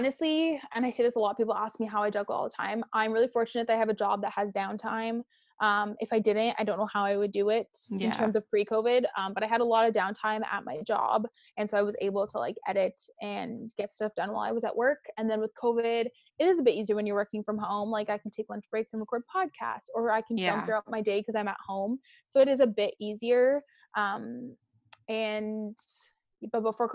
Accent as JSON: {"language": "English", "country": "Canada", "said": "being Canadian"}